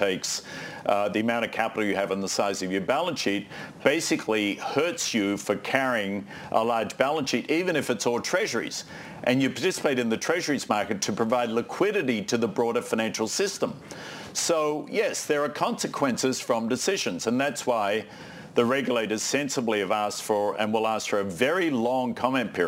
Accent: Australia; moved away; I'm Australian

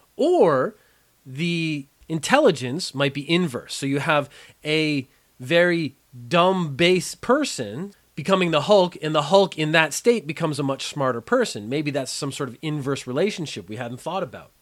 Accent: Canada; I am a Canadian

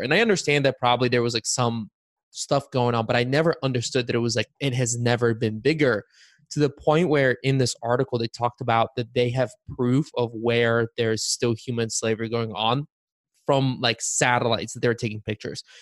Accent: Bulgaria; now in United States; I was born in Bulgaria

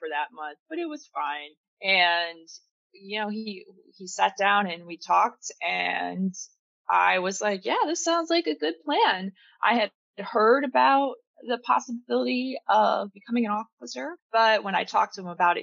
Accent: Pennsylvania, United States; I grew up in Pennsylvania

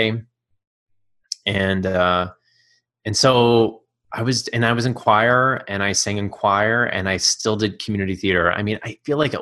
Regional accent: Texas, United States; I grew up in Texas

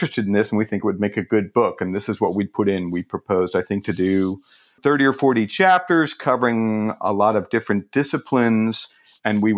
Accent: St. Louis, Missouri, United States; I grew up in St. Louis, Missouri, which is a city

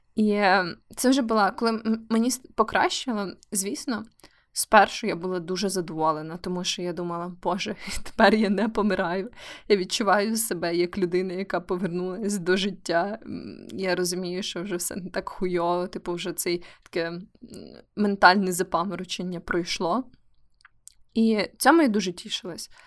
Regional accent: Kyiv, Ukraine; now in Lviv, Ukraine; Київ це моє рідне місто, хоча я живу у Львові вже дуже довгий час

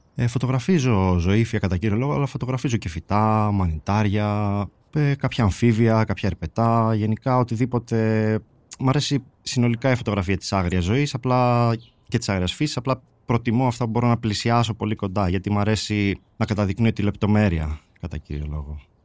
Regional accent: Servia, Western Macedonia, Greece; also born or lived in Polyrracho, Kozani; η καταγωγή μου είναι από το Πολύραχο Κοζάνη και μεγάλωσα στα Σέρβια κοζάνη.

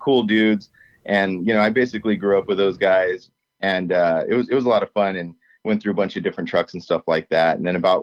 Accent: Southern California, United States; I'm from SoCal

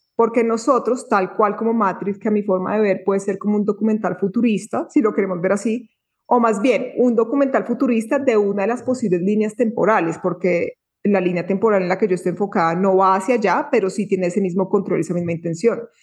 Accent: Bogotá, Colombia; moved away as an adult; also born or lived in Tulum, Mexico; now in Antioquia, Colombia; estaba en un colegio muy eh, muy de la sociedad, muy del sistema en Bogotá, porque yo nací en Bogotá

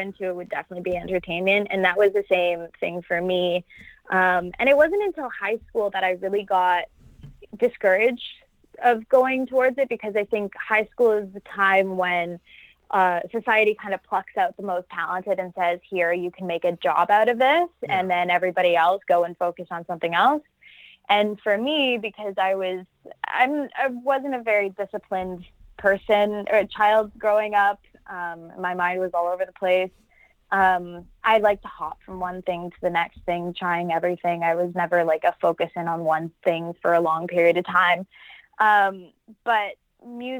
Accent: Toronto, Ontario, Canada; growing up in Toronto, I was lucky enough to live in a suburb out of the main downtown core

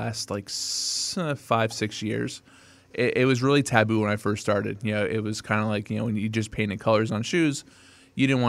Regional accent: New York, United States; I'm from New York

